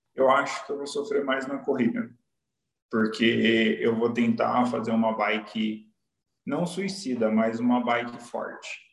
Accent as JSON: {"language": "Portuguese", "town": "Ubatuba", "region": "São Paulo", "country": "Brazil", "tie": "born or raised there", "moved": "as an adult", "said": "sou de Ubatuba, sou caiçara, é. nasci lá, vivi até os 23 anos"}